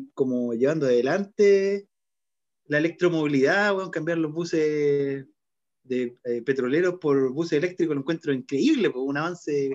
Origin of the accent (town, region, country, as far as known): Chile